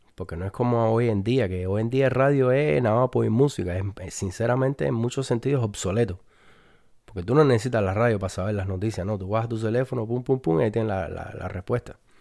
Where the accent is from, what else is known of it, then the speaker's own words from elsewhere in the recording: Cuba; los cubanos somos españoles